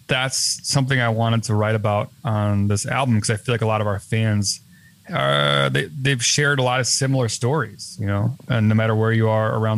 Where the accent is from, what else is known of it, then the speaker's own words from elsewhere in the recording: Chicago, Illinois, United States; my hometown in Chicago